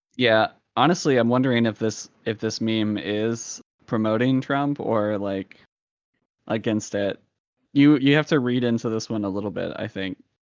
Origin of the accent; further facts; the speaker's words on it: Salem, Virginia, United States; It's the city of Salem.